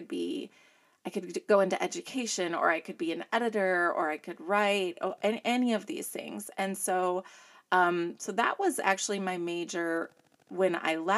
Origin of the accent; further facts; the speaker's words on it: Northwest Indiana, United States; moved away as an adult; also born or lived in Chicago; now in East Central Illinois, United States; I grew up in Northwest Indiana, but I was born to a legacy Chicago family